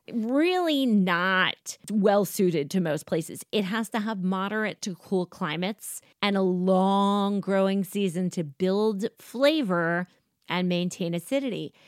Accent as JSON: {"language": "English", "country": "United States", "said": "I am an American"}